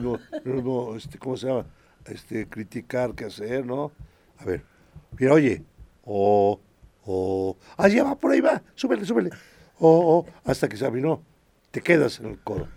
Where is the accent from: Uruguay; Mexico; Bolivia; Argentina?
Mexico; Puebla; also born or lived in Santiago Acatlán, Puebla; estuve ahí hasta los siete años. A los siete años vine para la ciudad de Puebla